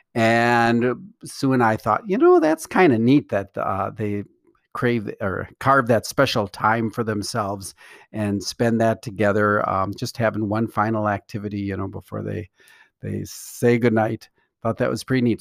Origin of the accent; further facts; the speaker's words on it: Milwaukee, Wisconsin, United States; growing up in Milwaukee, Wisconsin